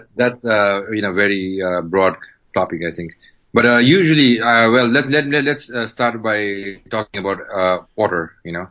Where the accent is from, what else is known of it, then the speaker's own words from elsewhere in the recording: Kathmandu, Bagmati, Nepal; I was born in Kathmandu, born and raised in Kathmandu